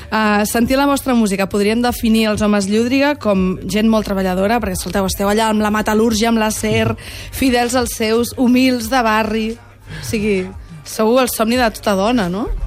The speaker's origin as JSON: {"language": "Catalan", "region": "Catalonia", "country": "Spain", "said": "Va, tio, jo vinc del Delta de l'Ebre, saps? Allà no escoltem bon hip-hop, aquí feu bona merda."}